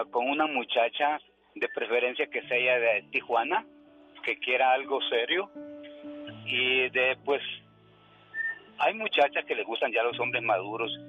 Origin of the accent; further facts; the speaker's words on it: Honduras; moved away as an adult; now in United States; Soy nacido en Honduras